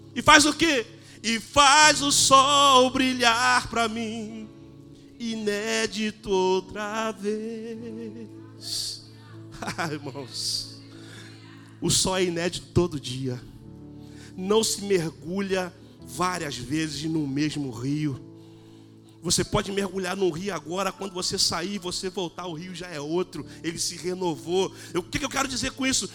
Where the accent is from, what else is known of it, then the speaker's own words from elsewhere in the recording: Brazil; Sou brasileiro